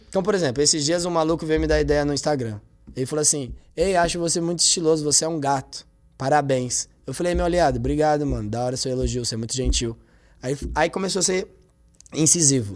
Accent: Taboão da Serra, São Paulo, Brazil; moved away as an adult; now in São Paulo, Brazil; eu sou do Taboão da Serra, eu nasci e criado lá

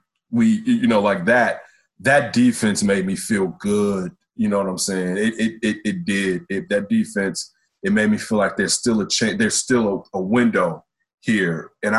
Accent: Illinois, United States; We're from Illinois.

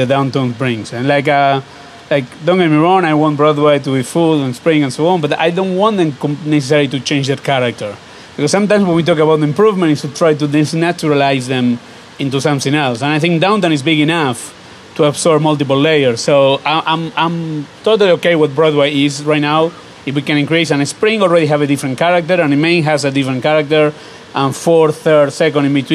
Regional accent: Argentina; now in Los Angeles, United States; the one I grew up in Argentina

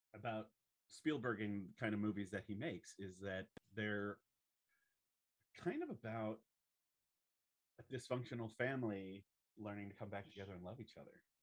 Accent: Southern California, United States; I grew up in Southern California

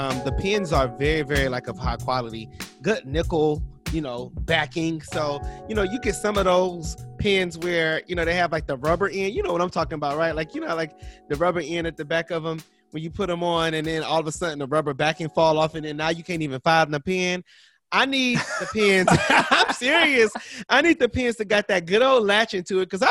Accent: Ohio, United States; I'm from Ohio. And mm-hmm. so in Ohio, you know, we are bourbon connoisseurs

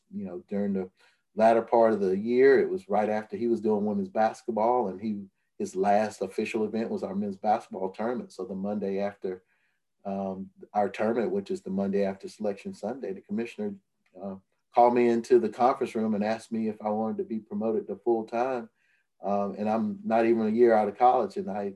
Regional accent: Atmore, Alabama, United States; also born or lived in Tuscaloosa, Alabama; I started writing for my hometown paper, writing sports my senior year of high school

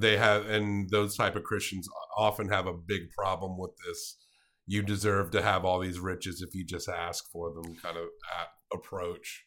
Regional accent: the South, United States; we grew up in the South

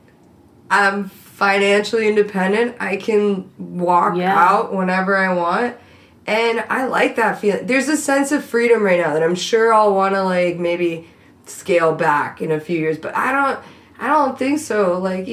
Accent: Miami, Florida, United States; moved away; growing up in Miami

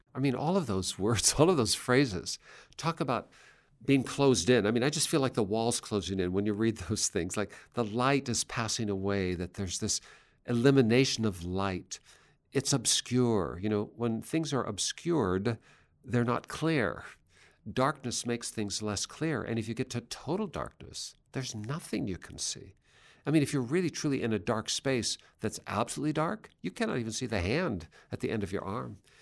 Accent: Seattle, Washington, United States; my hometown of Seattle

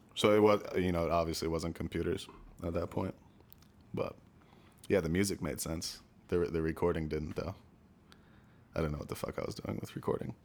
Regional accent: Stamford, Connecticut, United States; also born or lived in New Canaan, Connecticut; I was born in Stamford, Connecticut. Lived first ten years of my life there, and then, um, we moved to New Canaan, Connecticut

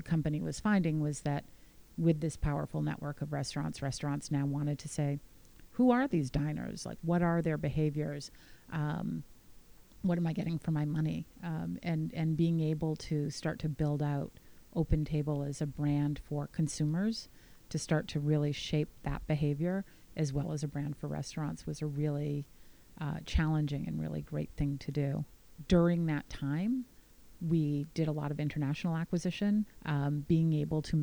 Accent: United States

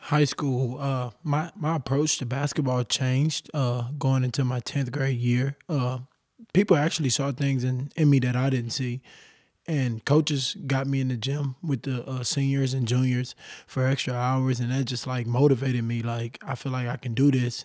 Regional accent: Beaumont, Texas, United States; I grew up, uh, right outside a small city by Houston, Texas called Beaumont, Texas

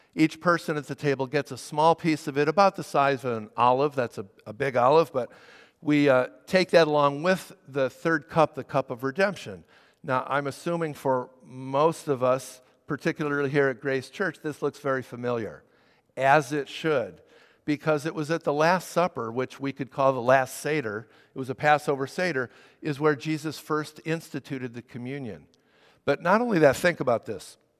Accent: Chicago, Illinois, United States; I was raised in the Chicago area in a conservative synagogue.

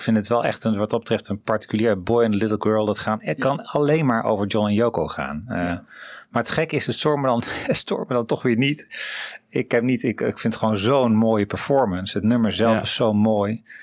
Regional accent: Netherlands; wij daar als Nederlanders

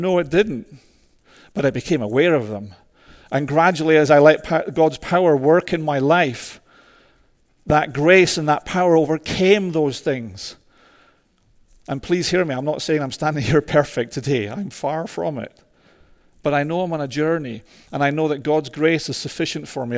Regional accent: Scotland, United Kingdom; moved away; also born or lived in Toronto; a mad Scotsman

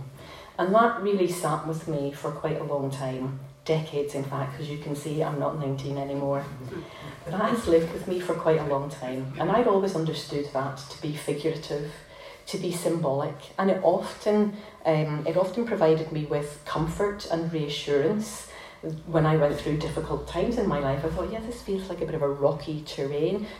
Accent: Belfast, Northern Ireland, United Kingdom; moved away as an adult; I was born in North Belfast, very close to the Peace Line.

